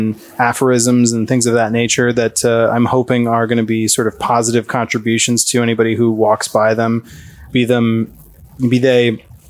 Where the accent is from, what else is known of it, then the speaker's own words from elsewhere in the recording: Iowa, United States; also born or lived in San Francisco / Washington; So I grew up originally born in Iowa, and then my parents got divorced when I was pretty young, and we moved around. My mom and my sister and I, we first moved to San Francisco for a little bit, and then Washington